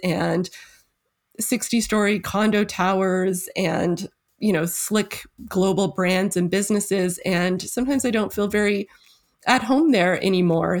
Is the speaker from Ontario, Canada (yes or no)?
yes; Toronto, Ontario, Canada; moved away as an adult; now in Sackville, Canada; my hometown of Toronto